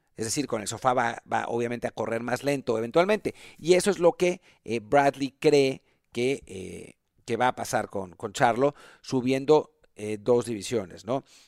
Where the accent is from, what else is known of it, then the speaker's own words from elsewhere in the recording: Mexico; como mexicanos